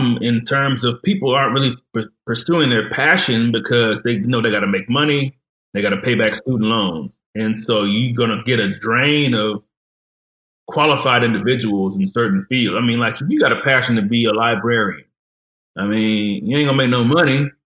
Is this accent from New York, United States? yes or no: no; Detroit, Michigan, United States; now in Fort Worth, United States; just a normal kid growing up in Detroit, Michigan